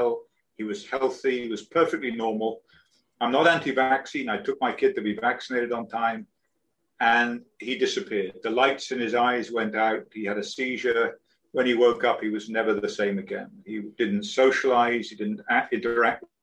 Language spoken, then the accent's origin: English; United Kingdom; moved away as an adult; also born or lived in London; now in Florida Keys, United States; I'm British, and I live at the moment. I live on a sailboat. I'm down in the Florida Keys